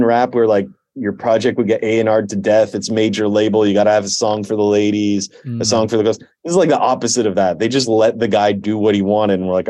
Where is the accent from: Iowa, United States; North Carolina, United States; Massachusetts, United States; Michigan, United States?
Massachusetts, United States; And I'm from Massachusetts.